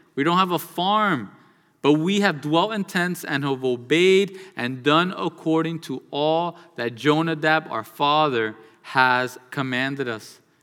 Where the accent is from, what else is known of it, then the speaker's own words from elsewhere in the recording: United States; born and raised in the United States of America